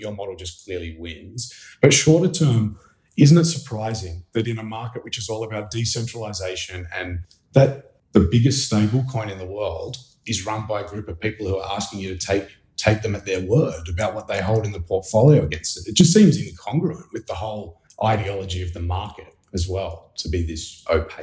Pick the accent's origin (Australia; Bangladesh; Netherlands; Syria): Australia; now in New York City, United States; I'm an Australian journalist based in New York City